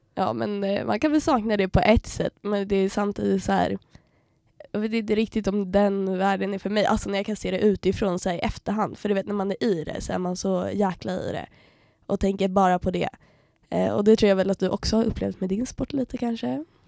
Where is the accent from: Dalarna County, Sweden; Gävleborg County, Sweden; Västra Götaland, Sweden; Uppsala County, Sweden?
Uppsala County, Sweden; Uppsala; moved away as an adult; now in Umeå, Sweden; jag kommer från Uppsala, är 21